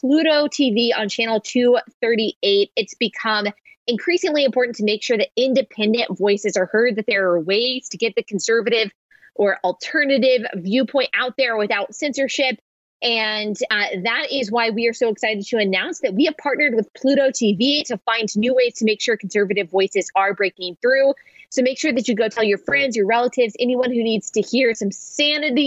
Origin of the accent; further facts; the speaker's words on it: Texas, United States; Growing up in Texas, we would be super excited if we had one day of like kind of icy snow